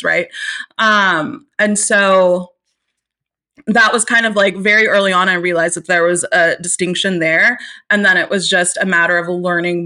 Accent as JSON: {"language": "English", "town": "Austin", "region": "Texas", "country": "United States", "tie": "born or raised there", "said": "Austin, Texas, which is my hometown"}